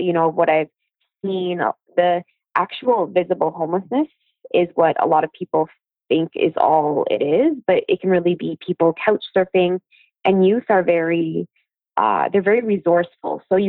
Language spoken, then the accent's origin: English; London, United Kingdom; she lives in the house that I grew up in London, beside us.